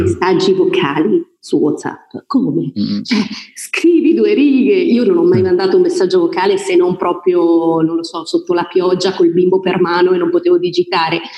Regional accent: Voghera, Lombardy, Italy; moved away; also born or lived in Milan / Brescia; io sono di Voghera, non so se l'ho detto inizialmente, provincia di Pavia

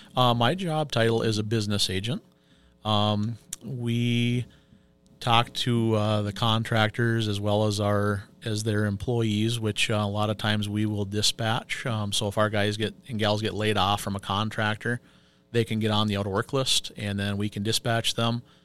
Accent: Pine City, Minnesota, United States; moved away as an adult; now in Two Harbors, United States; I am originally from Pine City. Um, I was born and raised down there.

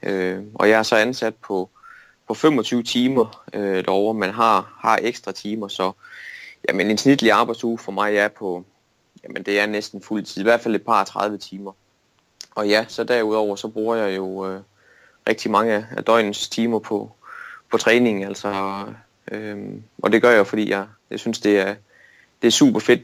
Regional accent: Denmark; et slagteri i min hjemby, Storlim, der hedder Dane Pork

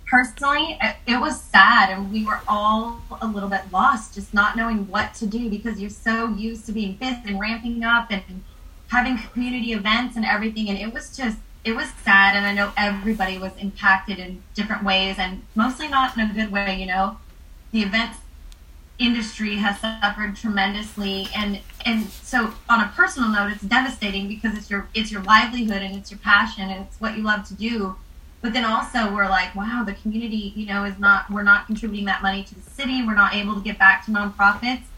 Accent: Salinas, California, United States; also born or lived in San Luis Obispo; I grew up in Salinas. So I was born and raised coming here every year

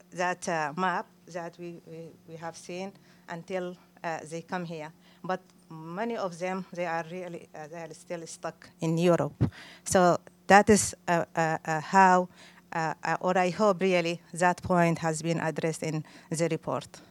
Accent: El Fasher, North Darfur, Sudan; moved away as an adult; now in Manchester, United Kingdom; I am from Al Fashir, from Darfur. I uh, have been here since 2002 in Britain, and I live

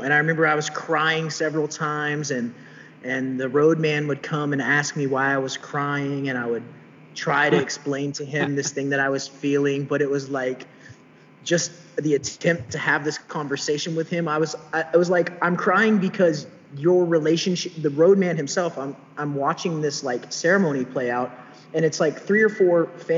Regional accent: Texas, United States; in Texas in my home state

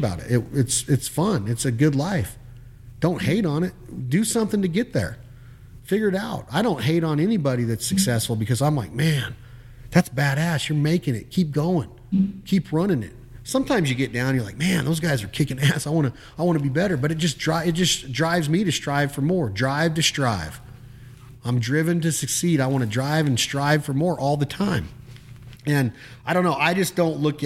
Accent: Reno, Nevada, United States; now in Arkansas, United States; But I'm from the city. I'm from Reno, Nevada. I grew up around casinos

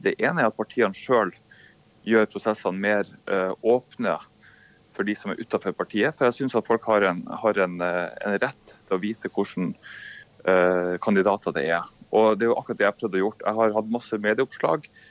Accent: Bodø, Nordland, Norway; moved away as an adult; also born or lived in Oslo / Washington; now in Bodø, Norway; Jeg er fra Bodø

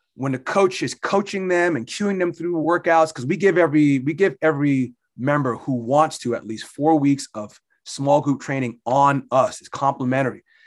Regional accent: Barnegat, New Jersey, United States; moved away as an adult; now in Pennsylvania, United States; I grew up in Barnegat, New Jersey. I'm a Jersey Shore guy

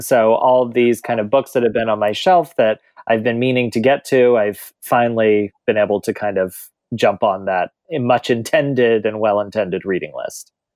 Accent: middle America, Midwest, United States; growing up in middle America

